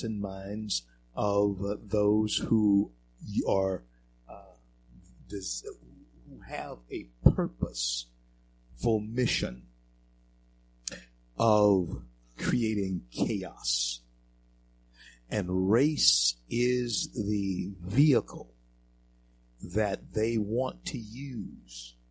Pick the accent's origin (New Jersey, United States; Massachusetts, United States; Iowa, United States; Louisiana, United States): Louisiana, United States; Shreveport; moved away as an adult; also born or lived in the West; I was born in Confederate Memorial Hospital, grew up in Shreveport, Louisiana